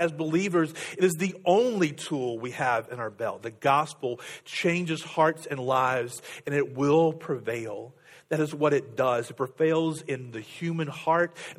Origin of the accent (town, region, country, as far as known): United States